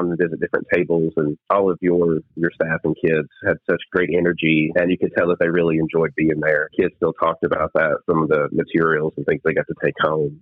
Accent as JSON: {"language": "English", "town": "Bean Station", "region": "Tennessee", "country": "United States", "tie": "born or raised there", "moved": "as an adult", "lives_now": "Kingsport, United States", "said": "I grew up in Bean Station."}